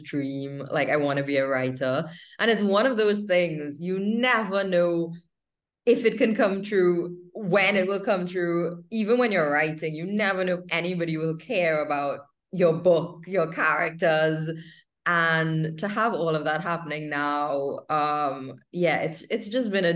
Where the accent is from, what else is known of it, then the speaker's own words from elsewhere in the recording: Trinidad & Tobago; moved away as an adult; also born or lived in United Kingdom; I am born and raised in Trinidad and Tobago in the Caribbean